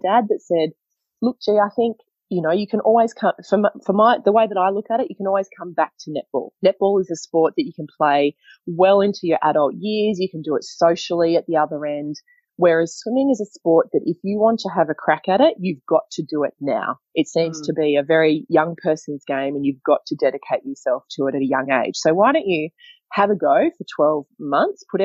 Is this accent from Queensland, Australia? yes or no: yes; Queensland, Australia; I grew up in Queensland, surrounded by water.